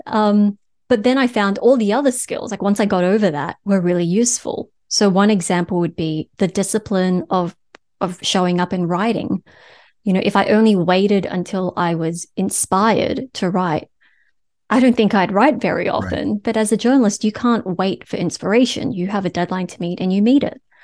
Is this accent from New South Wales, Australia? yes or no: yes; Sydney, New South Wales, Australia; moved away as an adult; also born or lived in Kansas, United States / Los Angeles, United States; now in Brooklyn, United States; I was born and raised in Sydney, Australia